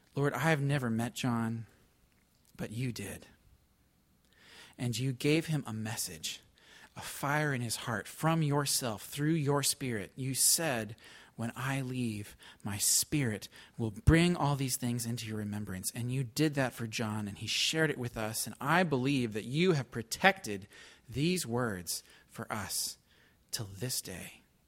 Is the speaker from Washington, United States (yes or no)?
yes; Seattle, Washington, United States; I grew up in Seattle